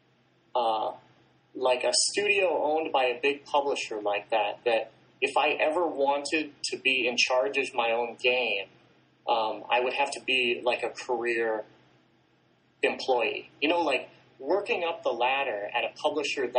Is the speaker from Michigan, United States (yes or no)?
yes; Michigan, United States; I grew up in Michigan